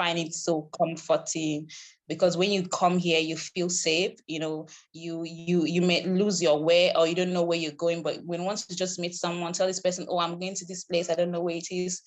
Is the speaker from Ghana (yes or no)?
no; Uyo, Akwa Ibom, Nigeria; I'm from Akwaibom, but in another local government. But I live in the city center. I live in the state capital. So it's basically where I grew up from. So I grew up here